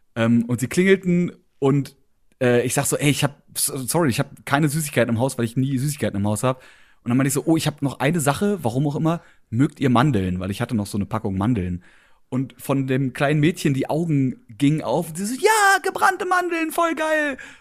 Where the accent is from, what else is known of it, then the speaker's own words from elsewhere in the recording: Berlin, Germany; ich bin Berliner